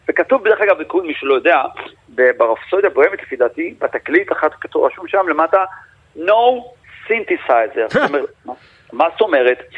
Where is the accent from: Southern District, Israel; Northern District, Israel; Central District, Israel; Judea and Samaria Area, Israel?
Southern District, Israel; Yeruham; ובתור ילד שנולד בירוחם אז, והרדיו זה הדבר היחידי ששמעתי